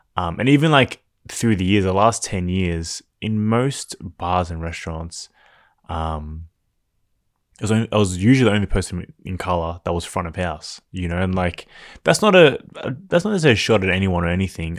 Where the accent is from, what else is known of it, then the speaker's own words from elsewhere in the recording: Melbourne, Victoria, Australia; growing up in Melbourne